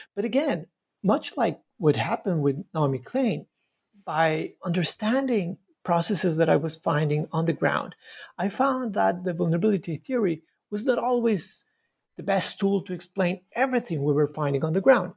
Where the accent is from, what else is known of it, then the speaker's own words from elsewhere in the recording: Bogota, Bogotá Capital District, Colombia; moved away as an adult; now in Montreal, Canada; I was uh, born in Bogota, in Colombia. I was raised in, in, a, in a very crowded city, Bogota.